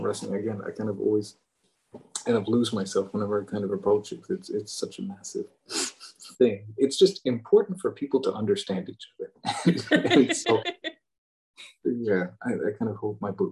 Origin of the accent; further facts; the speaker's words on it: England, United Kingdom; I'm English